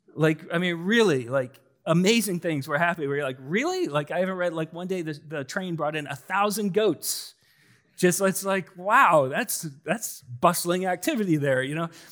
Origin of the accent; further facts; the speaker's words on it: Collins, Iowa, United States; I grew up in Collins.